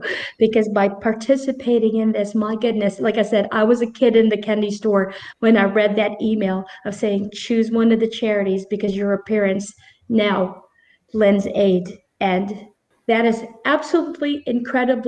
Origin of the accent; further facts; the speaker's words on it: Philippines; I chose the Philippines because it's my home country